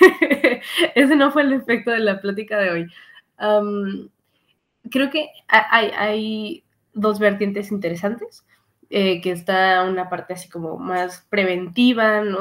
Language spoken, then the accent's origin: Spanish; Mexico; Como mexicanos